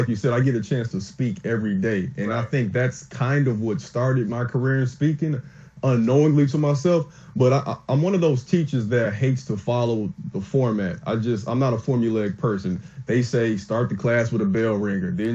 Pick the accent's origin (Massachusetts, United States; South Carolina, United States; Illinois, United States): Illinois, United States; Chicago; I'm from Chicago, from the south side, but I'm a high school teacher now in the suburbs.